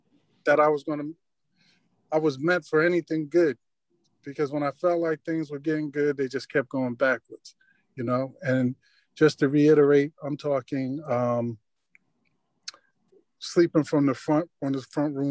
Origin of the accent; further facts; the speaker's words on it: Long Branch, New Jersey, United States; I grew up in Long Branch